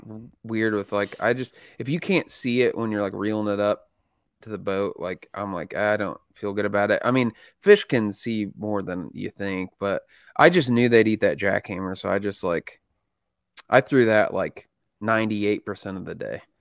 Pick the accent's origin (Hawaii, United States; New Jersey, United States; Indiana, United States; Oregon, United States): Indiana, United States; I'm a redneck from Indiana